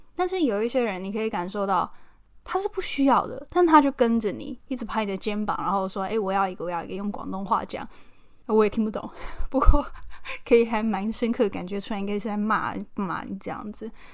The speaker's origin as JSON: {"language": "Chinese", "country": "Taiwan", "moved": "as an adult", "lives_now": "London, United Kingdom", "said": "我来自台湾"}